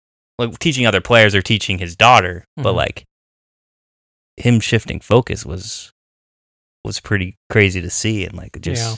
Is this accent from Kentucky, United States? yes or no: no; California, United States; well, I'm like from Orange County.